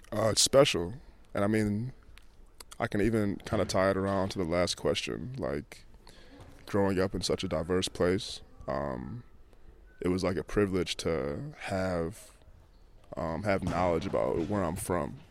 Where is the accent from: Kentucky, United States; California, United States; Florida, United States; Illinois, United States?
Illinois, United States; Chicago; moved away as an adult; now in England; I grew up going through and seeing every day in Chicago